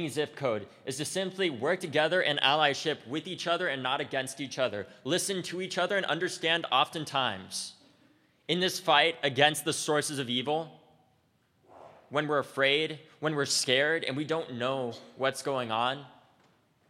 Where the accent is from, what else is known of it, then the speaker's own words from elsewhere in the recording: United States; as an American